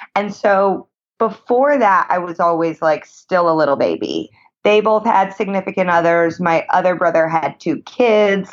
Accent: Indianapolis, Indiana, United States; now in Los Angeles, United States; I am originally from Indianapolis, Indiana.

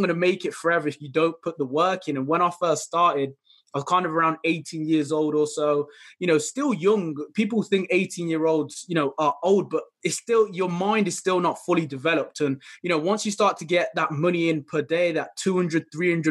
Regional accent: Midlands, United Kingdom; I'm from the United Kingdom, specifically around the Midlands area

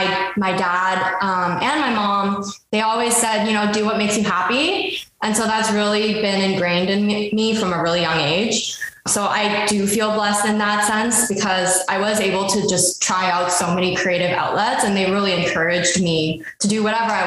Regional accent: Ottawa, Ontario, Canada; moved away; also born or lived in Vancouver / Toronto; I grew up in Ottawa, Ontario, and it's really such a small, quiet town.

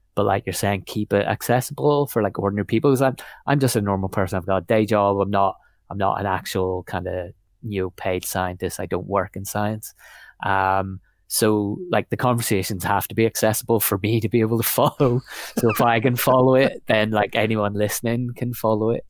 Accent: Northern Ireland, United Kingdom; moved away as an adult; also born or lived in Belfast; I was born in Belfast, pretty much, um, but lived out in the countryside a little bit in Northern Ireland, um, till I was about eighteen

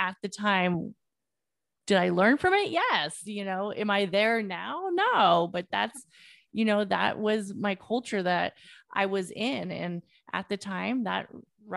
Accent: Oakland, California, United States; I grew up in Oakland. They knew I grew up in Oakland

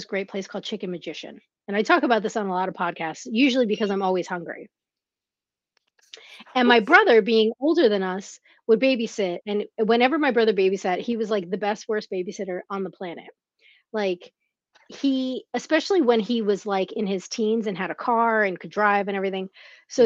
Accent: Teaneck, New Jersey, United States; also born or lived in Bronx, New York; I grew up in North Jersey, in Teaneck, and you know, by way of the Bronx

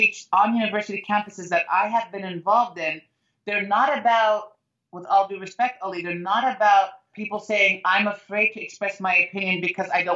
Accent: United States; I love being an American

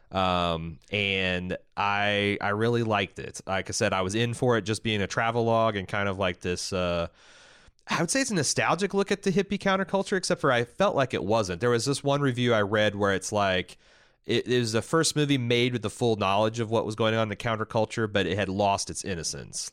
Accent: Southern Indiana, United States; growing up in Southern Indiana

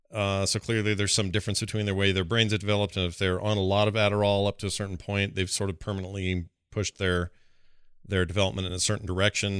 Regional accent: Utah, United States; my home state, which I have a lot of pride

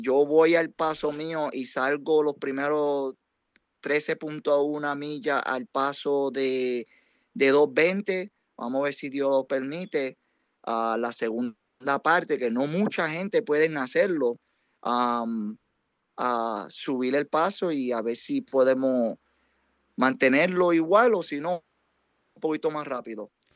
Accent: Yauco, Puerto Rico; now in New York, United States; Siendo puertorriqueño, soy bien orgulloso porque todavía tengo familia en Puerto Rico

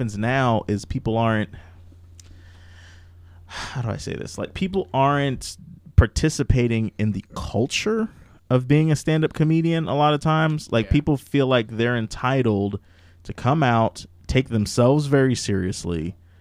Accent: New York, United States; moved away; I'm from New York and I lived in Brooklyn

